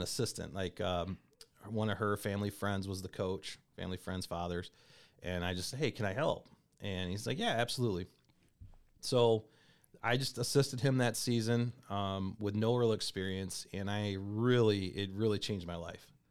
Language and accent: English; Comstock, Michigan, United States; also born or lived in Kalamazoo, Michigan; So, originally, I was born in Kalamazoo, Michigan. Um, grew up in a town called Comstock High School